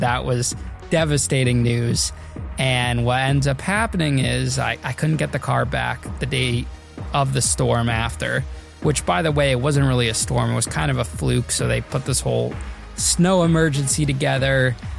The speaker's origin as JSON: {"language": "English", "town": "Danbury", "region": "Connecticut", "country": "United States", "tie": "born or raised there", "said": "my hometown, Danbury, Connecticut"}